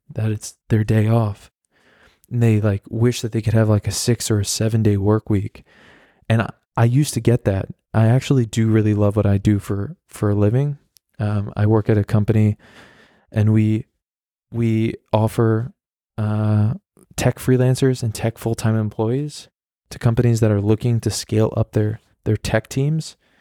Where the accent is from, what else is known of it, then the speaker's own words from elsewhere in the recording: New York, United States; moved away as an adult; now in Berlin, Germany; I'm from New York